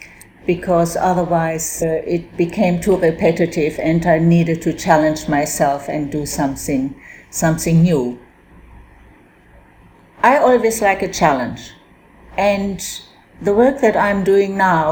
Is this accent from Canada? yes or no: no; Germany; now in Australia; I was born in Germany and I came to Australia in 1960